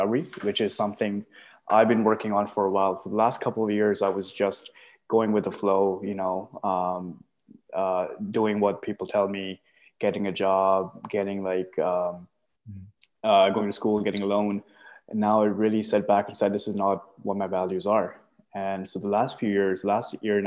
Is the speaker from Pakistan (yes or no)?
yes; Pakistan; now in Canada; I'm from Pakistan, moved here around 2012